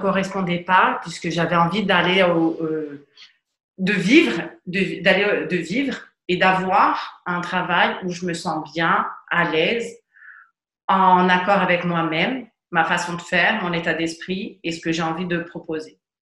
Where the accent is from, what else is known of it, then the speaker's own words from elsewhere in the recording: Ajaccio, Corsica, France; also born or lived in Paris; Je suis d'Ajaccio